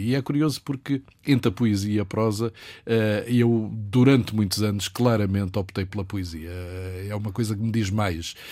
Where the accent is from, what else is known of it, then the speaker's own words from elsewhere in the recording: Angola; moved away as an adult; now in Lisbon, Portugal; Onde nasci, onde o meu pai já tinha nascido, onde a minha irmã nasceu.